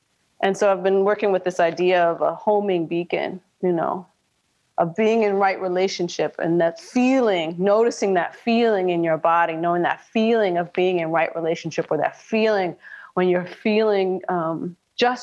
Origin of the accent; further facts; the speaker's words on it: Minnesota, United States; born and raised in Minnesota